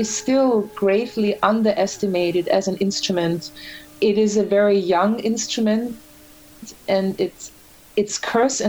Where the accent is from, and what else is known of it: Graz, Styria, Austria; born or raised there; moved away as an adult; also born or lived in Vienna, Austria; now in New York, United States